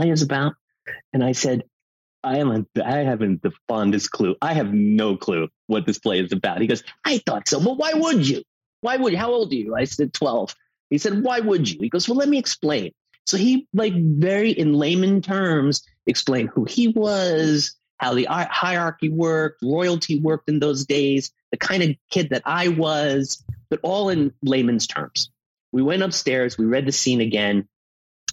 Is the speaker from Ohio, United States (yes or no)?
no; New York City, New York, United States; moved away as an adult; also born or lived in Los Angeles; now in Sedona, United States; The Godfather was our Bible growing up in Staten Island, New York, where I grew up.